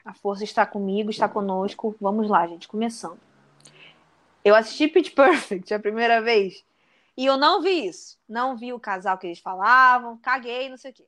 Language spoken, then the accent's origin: Portuguese; Rio de Janeiro, Brazil; Bangu é o meu bairro aqui do Rio, subúrbio, eu não esqueço que eu sou de Bangu